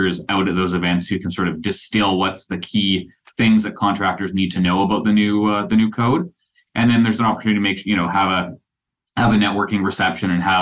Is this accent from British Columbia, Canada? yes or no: yes; Port McNeill, British Columbia, Canada; I'm an Islander. I grew up in Port McNeil.